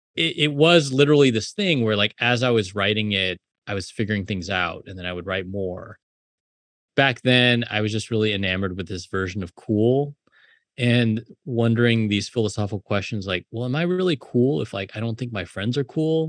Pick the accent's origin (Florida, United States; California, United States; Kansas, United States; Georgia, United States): California, United States; South Bay; also born or lived in Illinois; now in New York, United States; I grew up in the South Bay